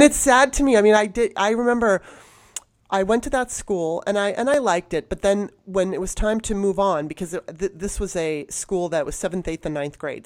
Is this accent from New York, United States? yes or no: no; Los Angeles, California, United States; moved away; also born or lived in Baltimore; growing up in Los Angeles, I, and even in Baltimore when I was young